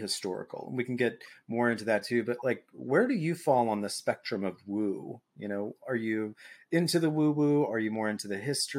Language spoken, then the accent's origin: English; Dallas, Texas, United States; And you know, I grew up in Dallas. I didn't see a lot of cowboys, but everybody associated Texas with literal cowboys.